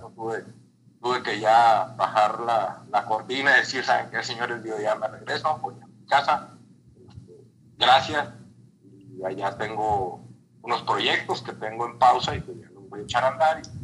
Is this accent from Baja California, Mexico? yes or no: yes; Mexicali, Baja California, Mexico; also born or lived in Torreón; Yo voy del desierto, yo nací en Mexicali, aquí hay años en los que llueve